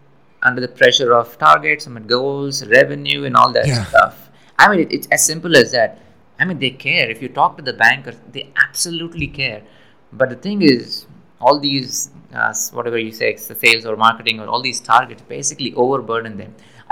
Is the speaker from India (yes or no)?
yes; India; moved away as an adult; now in United States; I'm from India, came to the US.